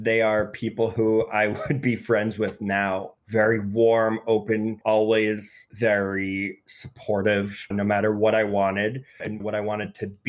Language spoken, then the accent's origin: English; New York City, New York, United States; I grew up in Greenwich Village.